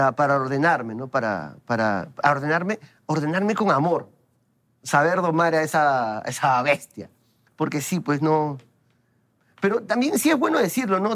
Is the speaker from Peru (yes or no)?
yes; Lima, Peru; mi barrio es el centro de Lima. Ese es mi barrio. Y siempre voy a estar orgulloso de decirlo. Yo soy del centro de Lima.